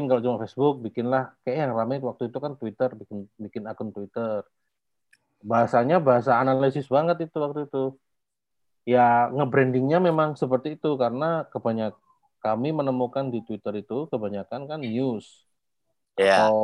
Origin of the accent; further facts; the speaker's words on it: Yogyakarta, Special Region of Yogyakarta, Indonesia; Sebenarnya di Jogja, aku asli Jogja juga.